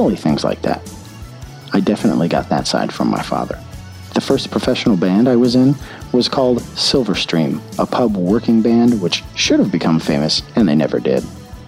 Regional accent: United Kingdom; My dad's a naturalized British citizen, and my mom's English, so I'm British.

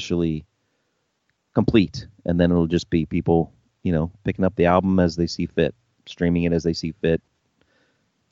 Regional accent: United States; I'm an American.

